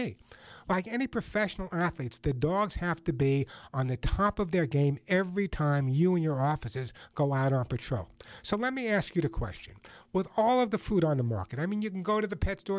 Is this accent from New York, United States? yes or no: yes; Long Island, New York, United States; accent: Long Island; also born or lived in Queens, New York; now in Los Angeles, United States; I grew up on Long Island